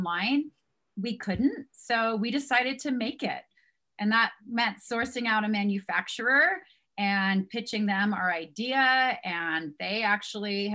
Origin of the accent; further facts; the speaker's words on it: San Diego, California, United States; now in Park City, United States; here in Park City, Utah, where we live. And we're originally from San Diego